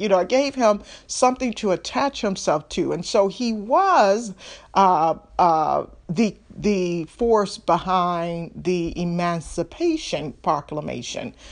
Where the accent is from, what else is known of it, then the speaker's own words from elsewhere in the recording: Detroit, Michigan, United States; I'm from Detroit.